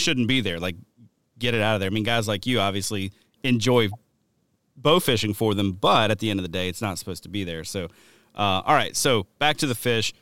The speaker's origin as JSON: {"language": "English", "region": "the South", "country": "United States", "tie": "born or raised there", "also_born_or_lived": "Wisconsin", "moved": "yes", "said": "growing up in the South"}